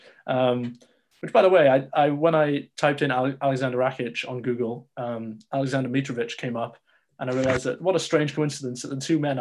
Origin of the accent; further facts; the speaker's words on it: United Kingdom; me being British